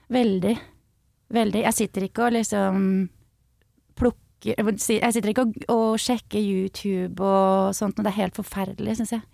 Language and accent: Norwegian; Skjetten, Akershus, Norway